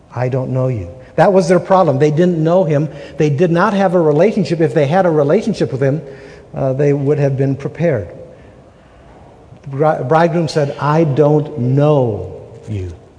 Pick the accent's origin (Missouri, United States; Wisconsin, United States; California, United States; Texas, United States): Wisconsin, United States; moved away as an adult; now in Utah, United States; We're from Wisconsin. We've been married 32 and a half years. We've been in, in Utah for 32 years